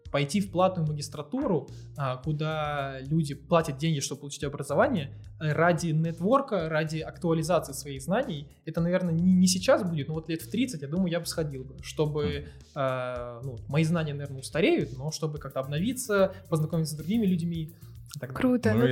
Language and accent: Russian; Moscow, Russia; Я москвич.